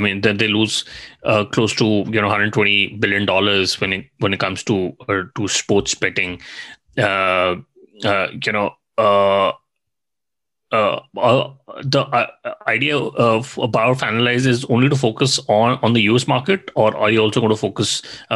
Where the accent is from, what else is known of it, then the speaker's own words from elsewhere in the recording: India; I come from India